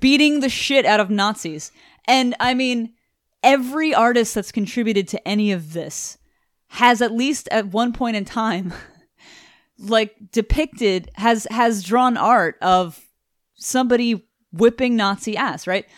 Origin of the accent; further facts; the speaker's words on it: Houston, Texas, United States; we are from Houston, fucking Texas